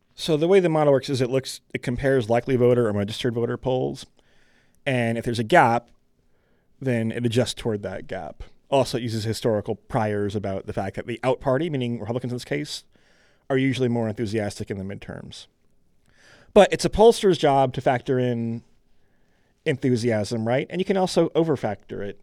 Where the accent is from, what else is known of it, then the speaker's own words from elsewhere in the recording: Michigan, United States; I grew up in Michigan